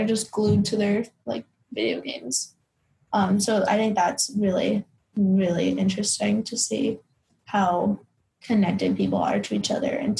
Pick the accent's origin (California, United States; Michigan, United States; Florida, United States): Florida, United States; I'm from Florida and Mike thinks it's funny, because a lot of people don't really like Florida, but, like, I'm just so proud of being from Florida.